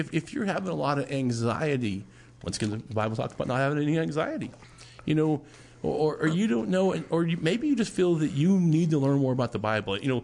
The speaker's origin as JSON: {"language": "English", "country": "United States", "said": "we, as you know, United States of America citizens"}